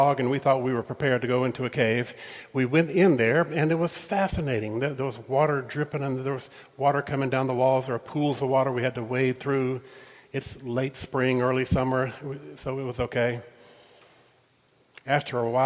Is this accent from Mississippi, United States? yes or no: yes; Mississippi, United States; I grew up in Mississippi